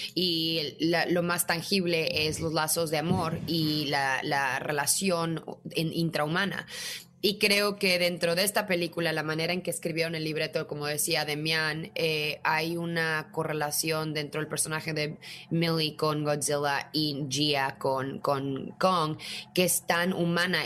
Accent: Mexico; como mexicana

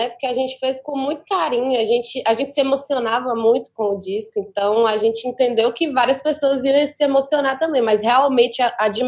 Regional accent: Minas Gerais, Brazil; Minas é grande demais, eu sou do norte de Minas.

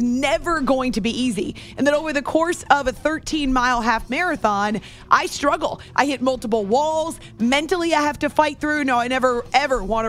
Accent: New Hampshire, United States; I grew up in New Hampshire

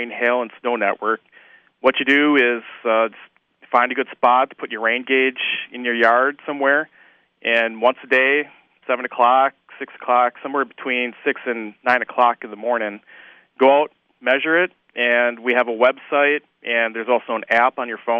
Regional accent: Fond du Lac, Wisconsin, United States; I grew up in Fond du Lac, so I witnessed the Oakfield tornado back in 1996

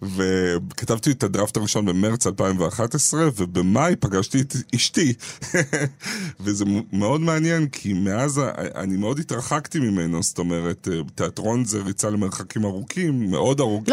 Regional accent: Ramat Gan, Tel Aviv District, Israel; משפחה בורגנית מינוס אה, מרמת גן.

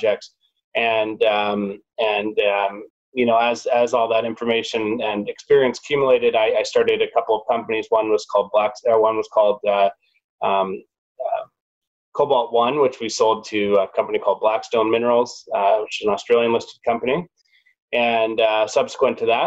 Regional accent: Vancouver, British Columbia, Canada; being born and raised in Vancouver

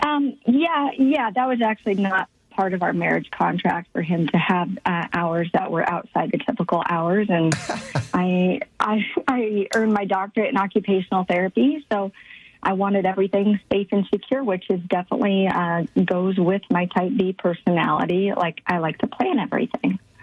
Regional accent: Midwest, United States; moved away as an adult; now in Dallas Fort Worth, United States; I grew up in the Midwest with um, definitely traditional Midwest

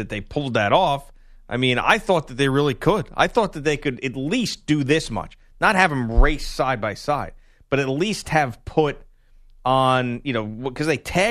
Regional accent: Bronx, New York, United States; Yo, I grew up in the Bronx. I don't care about no shark.

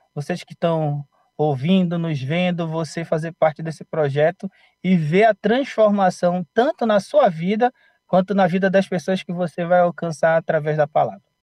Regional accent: Amapá, Brazil; moved away as an adult; now in Aracaju, Brazil; sou do estado do Amapá, mas moro em Aracaju agora, Sergipe

